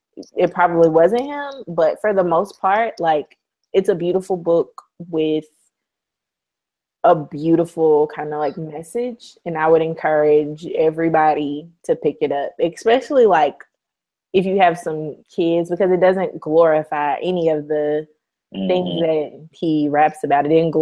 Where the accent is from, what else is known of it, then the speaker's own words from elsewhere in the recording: Alabama, United States; I'm from Alabama